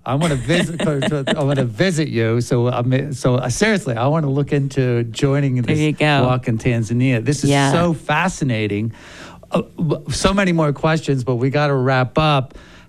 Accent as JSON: {"language": "English", "town": "Vineland", "region": "New Jersey", "country": "United States", "tie": "born or raised there", "said": "I'm born and raised in South Jersey, in Vineland"}